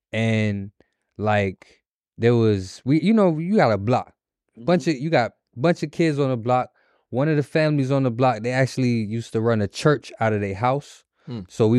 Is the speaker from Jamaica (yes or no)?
yes; Jamaica; I'm Jamaican. I'm Jamaican to my core. You can't tell me I'm from nowhere else. I'm never going to be. I'm Jamaican.